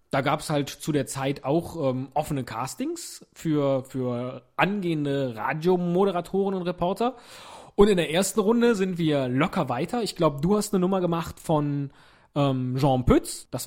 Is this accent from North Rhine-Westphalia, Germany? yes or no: yes; North Rhine-Westphalia, Germany; accent: Rhenish; Oder glaubst du, ich habe mir diesen rheinischen Akzent antrainiert?